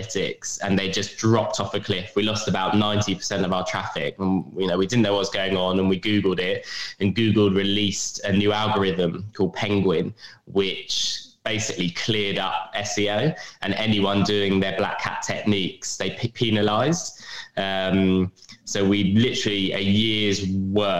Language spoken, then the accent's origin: English; London, United Kingdom; I'm from London